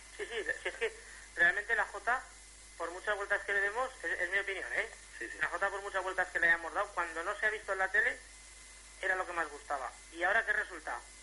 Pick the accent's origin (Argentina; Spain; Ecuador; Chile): Spain; Jérica, Valencian Community; yo soy de un pueblo que se llama Jérica